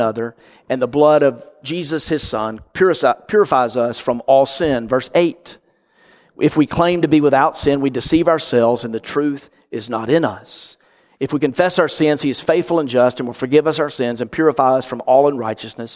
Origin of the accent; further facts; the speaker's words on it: North Mississippi, United States; grew up in Mississippi, like I did, North Mississippi